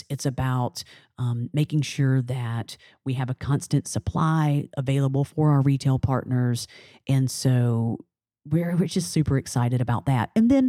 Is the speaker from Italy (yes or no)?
no; New Orleans, Louisiana, United States; we are from New Orleans. We have a reputation to uphold.